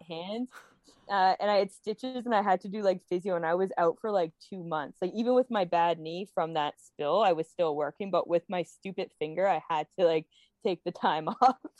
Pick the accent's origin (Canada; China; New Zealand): Canada; Toronto, Ontario; We are in such an awful position here, specifically in Ontario. I, I'm from Toronto.